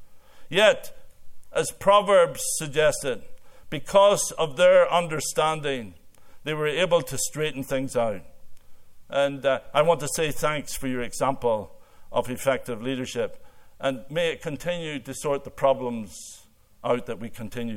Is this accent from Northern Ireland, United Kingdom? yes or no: yes; Northern Ireland, United Kingdom; moved away as an adult; now in Canada; growing up in Ireland